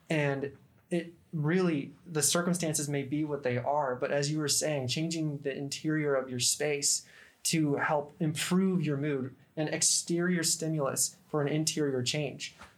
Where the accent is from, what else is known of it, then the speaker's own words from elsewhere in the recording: Idaho, United States; moved away as an adult; now in Barksdale Air Force Base, United States; I'm from Idaho